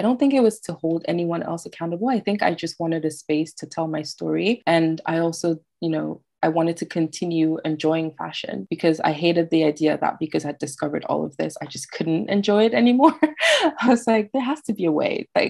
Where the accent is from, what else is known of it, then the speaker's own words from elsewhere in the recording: France; And I'm like a little girl growing up in France, and I discovered this, and it kind of made me feel less alone.